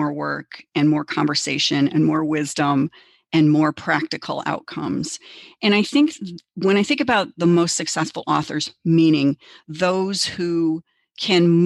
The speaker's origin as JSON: {"language": "English", "town": "Chicago", "region": "Illinois", "country": "United States", "tie": "born or raised there", "moved": "yes", "lives_now": "Minnesota, United States", "said": "I grew up in Chicago"}